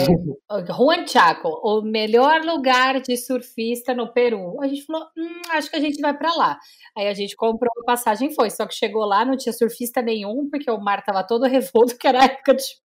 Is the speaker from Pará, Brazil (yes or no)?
no; São Paulo, Brazil; also born or lived in Maceió; eu não nasci em São Paulo, eu nasci em Maceió, mas eu moro em São Paulo desde os três meses